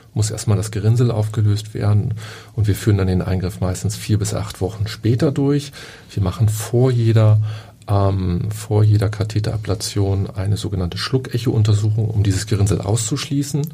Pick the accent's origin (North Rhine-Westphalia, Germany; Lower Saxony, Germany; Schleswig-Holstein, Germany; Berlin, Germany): Lower Saxony, Germany; Oldenburg; now in Hamburg, Germany; Ich bin in Oldenburg aufgewachsen